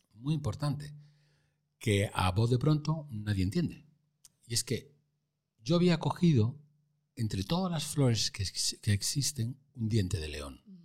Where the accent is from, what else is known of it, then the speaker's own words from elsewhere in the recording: Santander, Cantabria, Spain; moved away as an adult; en mi tierra, en Santander